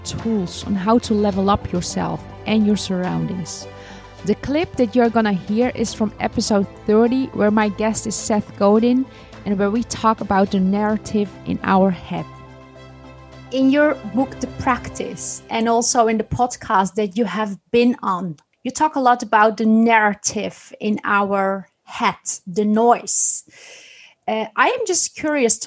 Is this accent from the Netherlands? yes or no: yes; Netherlands; also born or lived in Amsterdam, Netherlands; born and raised in the Netherlands by Turkish immigrant parents